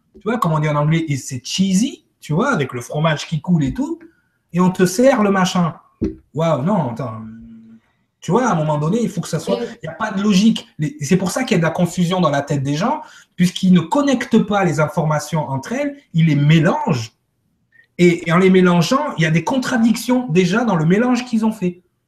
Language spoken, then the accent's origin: French; Martinique; chez nous, à Martinique